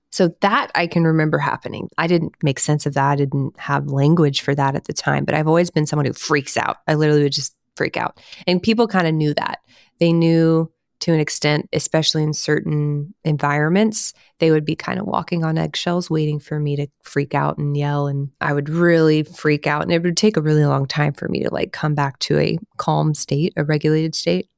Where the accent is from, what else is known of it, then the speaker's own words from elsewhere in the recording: Houston, Texas, United States; I grew up in Houston, Texas area.